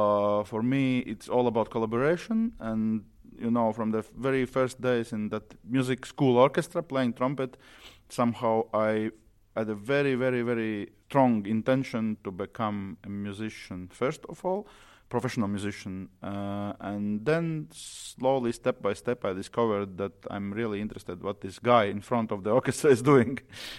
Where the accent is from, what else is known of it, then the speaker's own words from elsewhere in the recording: Riga, Latvia; I'm a conductor from Latvia, from Riga, and I'm 40 years old